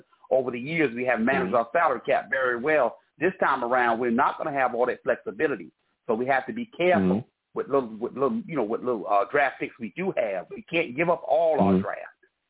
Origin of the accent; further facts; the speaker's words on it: New York, United States; I'm from New York